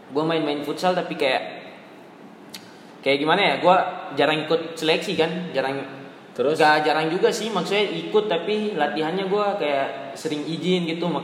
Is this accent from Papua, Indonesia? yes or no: yes; Jayapura, Papua, Indonesia; Gua kan dari Papua dari tepatnya di Jayapura.